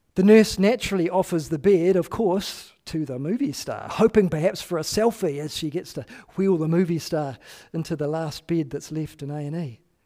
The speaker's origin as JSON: {"language": "English", "country": "New Zealand", "said": "I am a New Zealander"}